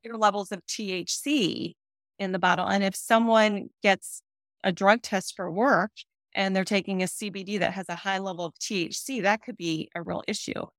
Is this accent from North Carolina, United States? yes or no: yes; North Carolina, United States; I'm from North Carolina and the company that I'm with is based in North Carolina